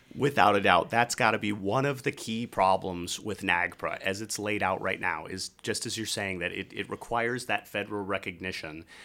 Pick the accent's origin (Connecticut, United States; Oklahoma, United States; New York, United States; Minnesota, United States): Minnesota, United States; Red Wing; my hometown in Minnesota, Red Wing, Minnesota